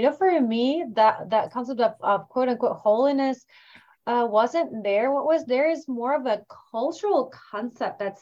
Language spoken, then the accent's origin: English; Lebanon; I'm Lebanese. I grew up in the Middle East